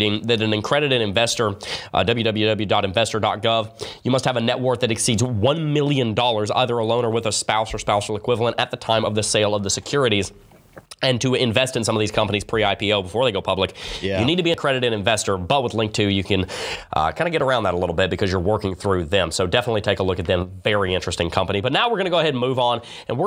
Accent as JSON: {"language": "English", "region": "the South", "country": "United States", "accent": "southern", "said": "My southern accent comes out sometimes."}